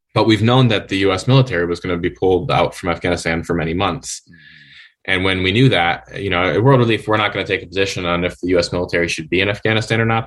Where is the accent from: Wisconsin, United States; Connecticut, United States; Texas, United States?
Wisconsin, United States; moved away as an adult; also born or lived in Chicagoland area, Illinois; I'm originally from Wisconsin. Uh, grew up in a fairly small city in Wisconsin